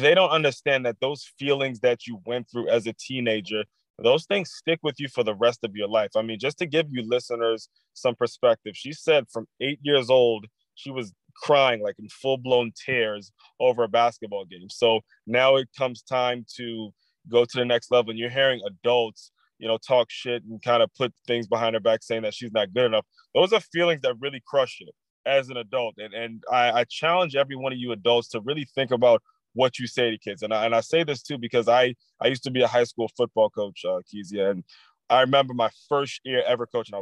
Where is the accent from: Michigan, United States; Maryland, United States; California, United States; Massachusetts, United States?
Maryland, United States; I'm from Maryland